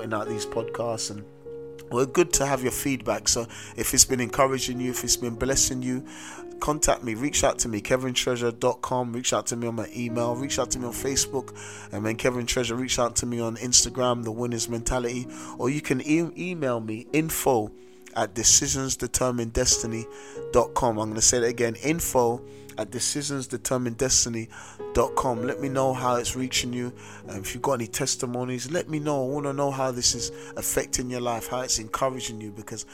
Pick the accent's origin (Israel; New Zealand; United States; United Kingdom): United Kingdom; London; I grew up in South London, a very notorious area in South London.